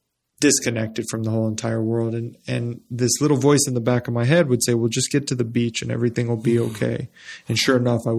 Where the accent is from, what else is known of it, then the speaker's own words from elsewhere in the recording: Las Cruces, New Mexico, United States; I grew up in Las Cruces, New Mexico